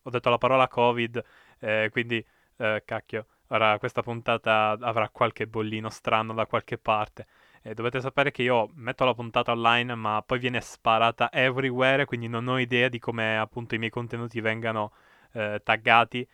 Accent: province of Perugia, Umbria, Italy; also born or lived in Bagheria, Sicily; a nove anni son stato, diciamo, spedito forzatamente insieme a tutta la mia famiglia eh, nel cuore dell'Umbria

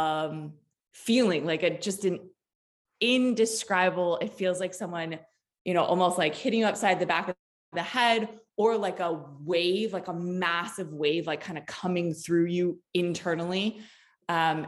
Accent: East Coast, United States; also born or lived in Los Angeles, California; now in Des Moines, United States; I'm originally from the East Coast and spent many years out in LA.

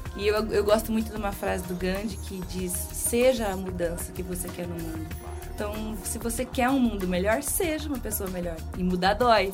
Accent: Brazil; accent: Brazilian; moved away as an adult; now in Portugal; eu sou brasileira. Ah, uhum. Acho que percebe pelo sotaque

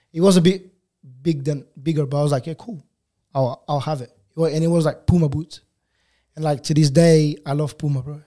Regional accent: Lisbon, Portugal; accent: African Portuguese; English is a second language; moved away as an adult; also born or lived in Angola / England; now in Australia; I grew up most of my life in Portugal. Um, yeah, so we left when I was, like, when I was five.

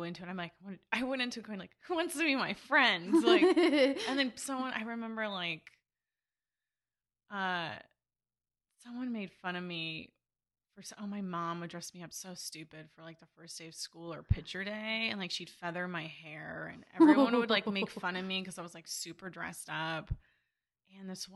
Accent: Simi Valley, California, United States; born or raised there; also born or lived in Burbank, California

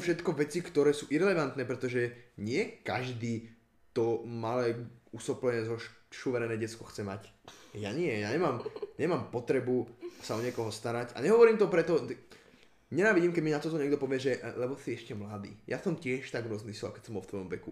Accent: Slovakia; to, že som sa narodil na Slovensku, sa nepovažujem za Slováka. Dobre, narodil som sa tu

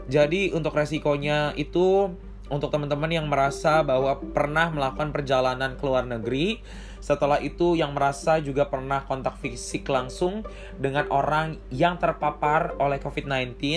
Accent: Bandar Lampung, Lampung, Indonesia; Lampung, gue berasal dari Bandar Lampung itu sekitar udah satu atau dua orang yang udah terpapar coronavirus

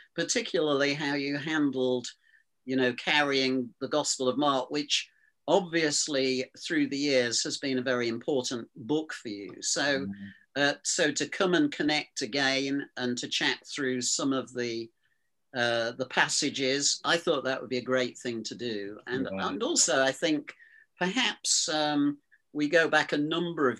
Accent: Lincoln, East Midlands, United Kingdom; I come from Lincoln. I was actually born in the city of Lincoln

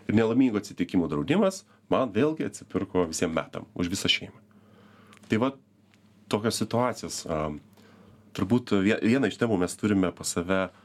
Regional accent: Lithuania; Mes visi kaip lietuviai

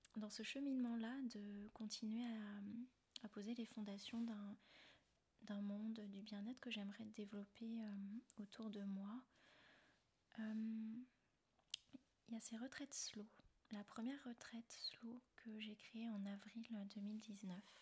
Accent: Rennes, Brittany, France; moved away as an adult; also born or lived in China / Thailand / Austria / Canada; je suis originaire de Rennes, en Bretagne.

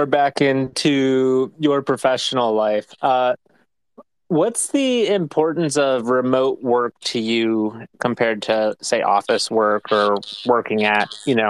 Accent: United States; So as an uncultured American who does spaces

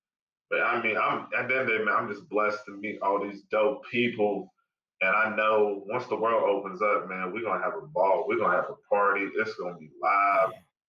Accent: California, United States; born there; My parents were born in Monrovia, Liberia. I was born in California, but a lot of people wouldn't even know that I am like full-blooded.

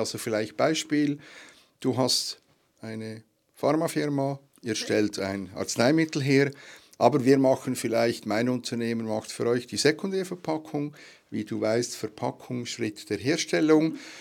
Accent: Switzerland; bei uns in der Schweiz

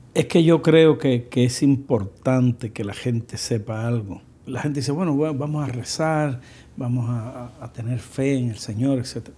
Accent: Cuba; now in United States; yo soy cubano y que cuánto orgullo siento de mi gente

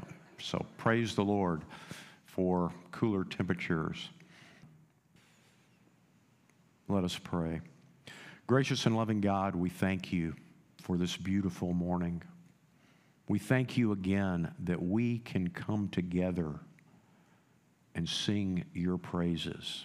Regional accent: United States; moved away; I grew up in the Panhandle

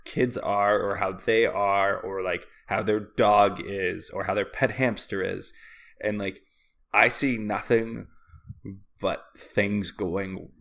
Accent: Canada

